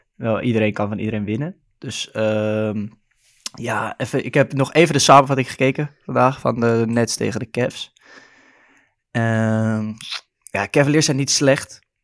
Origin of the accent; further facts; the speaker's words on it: Amsterdam, North Holland, Netherlands; accent: Amsterdam; Ik ben geboren en getogen in Amsterdam, zoals je waarschijnlijk wel kan horen aan mijn accent af en toe